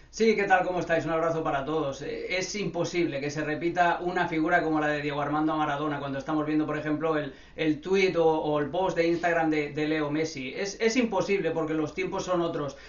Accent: Barcelona, Catalonia, Spain; yo crecí, nací en Barcelona.

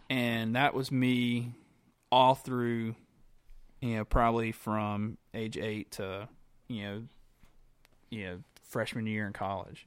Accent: Graham, North Carolina, United States; born and raised in Graham, North Carolina

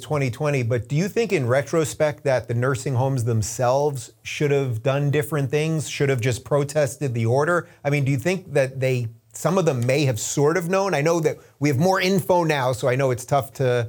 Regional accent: Long Island, New York, United States; also born or lived in Manhattan; I'm actually from Long Island as well.

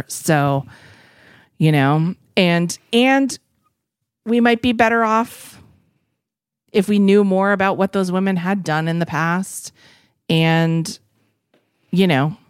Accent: United States; is because we all let our own cultures go because we're American.

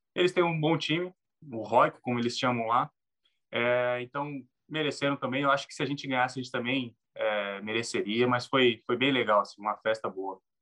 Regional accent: Brazil; moved away as an adult; now in Finland

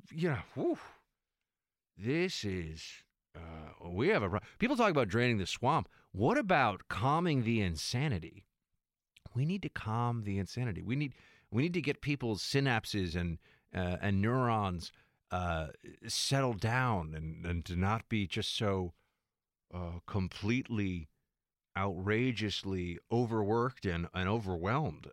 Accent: New York City, New York, United States; I'm from New York City. I'm from Manhattan

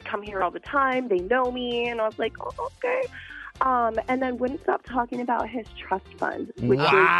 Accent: Southern California, United States; I grew up in Southern California near like a really ritzy community. Not in the community, but near

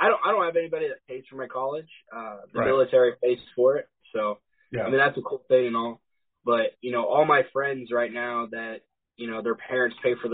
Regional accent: Lebanon, Missouri, United States; also born or lived in Auckland, New Zealand / California / Falcon, Missouri; We moved to Lebanon, Missouri, and I've lived here since. I went to Lebanon High School

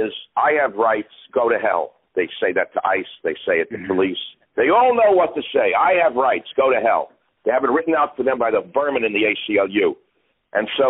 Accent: New York City, New York, United States; moved away as an adult; also born or lived in Hawaii; now in San Francisco, United States; I was born in Manhattan. I'm actually one of the few native Manhattanites left on the planet

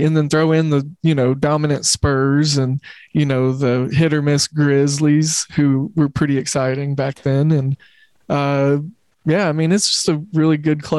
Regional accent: Oklahoma City, Oklahoma, United States; And I grew up in Oklahoma City where we didn't have a professional team

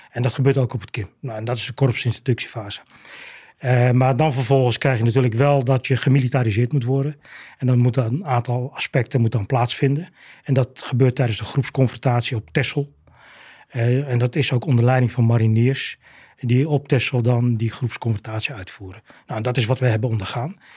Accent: Aruba; born there; Ik ben, ik ben zelf op Aruba geboren, maar dat kwam eigenlijk doordat mijn vader ook marinier was.

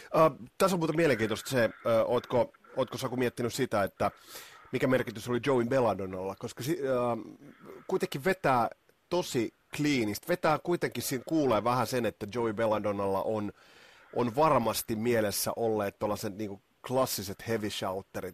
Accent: Kotka, Kymenlaakso, Finland; Meillä Kymissä nimittäin ei ollut tuota Sky Channelia

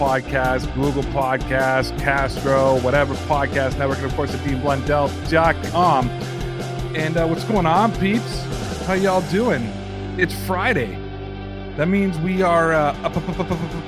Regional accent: Toronto, Ontario, Canada; I'm from Toronto

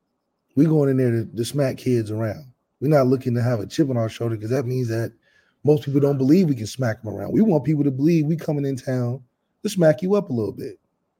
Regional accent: Dayton, Ohio, United States; we're from Dayton

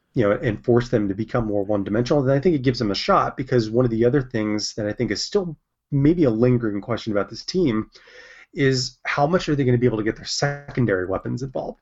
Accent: California, United States; as a Californian

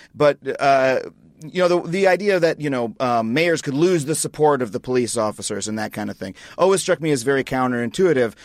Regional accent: Long Island, New York, United States; growing up on Long Island

